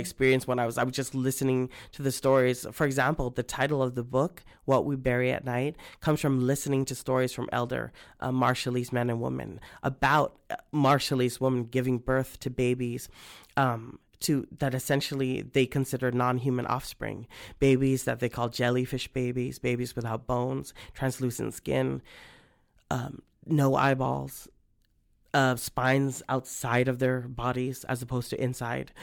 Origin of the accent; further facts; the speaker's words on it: Guam; I'm from Guam